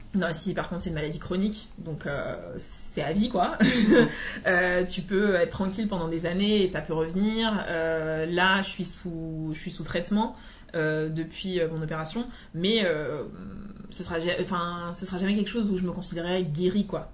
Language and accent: French; Martinique; je suis originaire de la Martinique